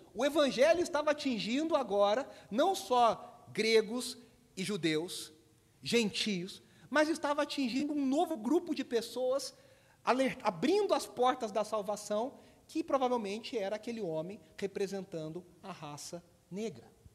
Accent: Brazil; also born or lived in Belo Horizonte; a gente aqui no Brasil tem muitos sotaques

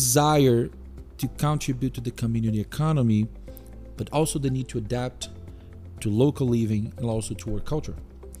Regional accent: Brazil; moved away as an adult; now in Canada; I moved from Brazil to Canada 7 years ago with my beautiful wife and my two kids.

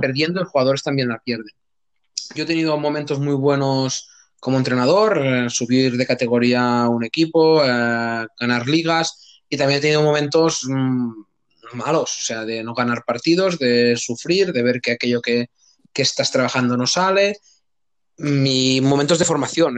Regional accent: Gandesa, Catalonia, Spain; soy de un pueblo de Cataluña, o sea, de, la provincia de Tarragona, que se llama Gandesa, un pueblo chiquitito

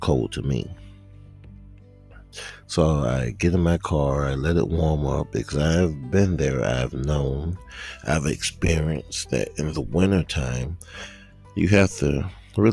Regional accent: South Georgia, United States; I am a native Georgian, born and raised in South Georgia

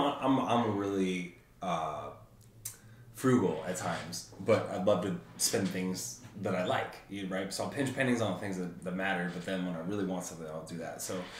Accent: Paradise, California, United States; moved away; So I'm from Paradise, Paradise, California

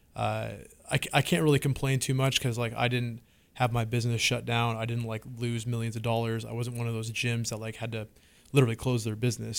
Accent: Washington, United States; moved away as an adult; now in Austin, United States; I'm from Washington State. Um, West Coast my whole life, and moved to Texas finally about, uh, two years ago

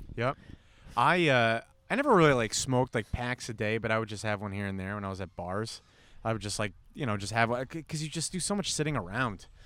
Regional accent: New York, United States; moved away; Originally from New York

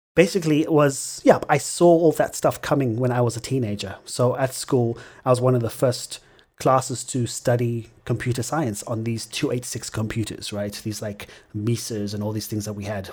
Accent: Zimbabwe; my experience growing up in Zimbabwe

